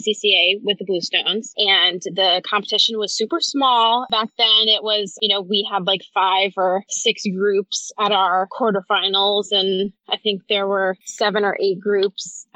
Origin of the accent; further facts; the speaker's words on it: the South, United States; moved away; also born or lived in Northeast US / Mid-Atlantic US; I'm from the South